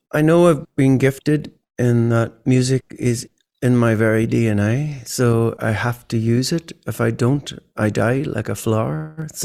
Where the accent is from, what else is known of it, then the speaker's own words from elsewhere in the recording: Ireland; these type of sort of thought processes growing up in Ireland, weren't in my head or weren't in my education. I left school at 16 and haven't stopped gigging since.